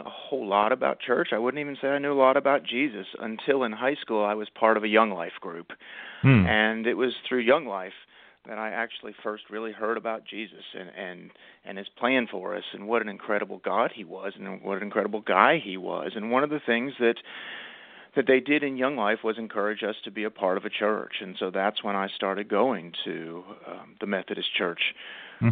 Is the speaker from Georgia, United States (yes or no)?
no; Dallas, Texas, United States; now in Winston-Salem, United States; I grew up in Dallas, Texas, so I'm a proud Texan